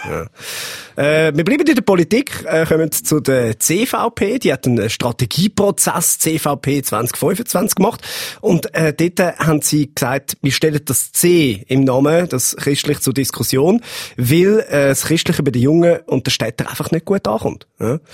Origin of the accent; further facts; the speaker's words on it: Switzerland; Ich weiß nicht, was passiert, wenn man mich als Schweizer eingibt.